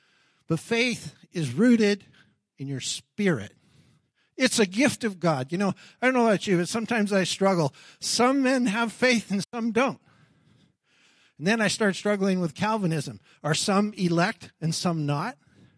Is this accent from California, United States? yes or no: no; Alabama, United States; I came from Alabama, and I'm going to do these things, and then I'm finished.